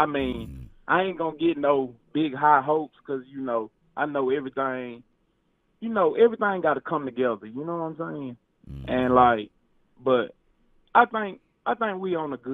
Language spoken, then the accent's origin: English; Forest, Mississippi, United States; I'm from Forest, Mississippi